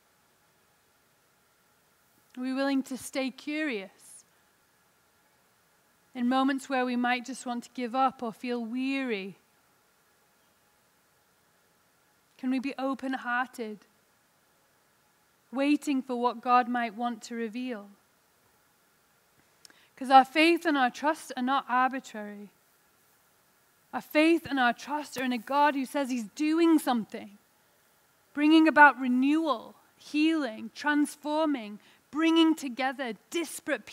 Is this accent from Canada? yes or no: no; England, United Kingdom; now in Salt Lake City, United States; I'm an English lady in Salt Lake City